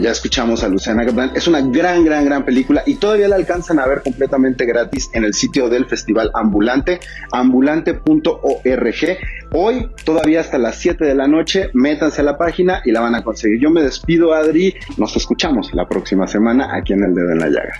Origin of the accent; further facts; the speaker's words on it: Mexico; nosotros como audiencias mexicanas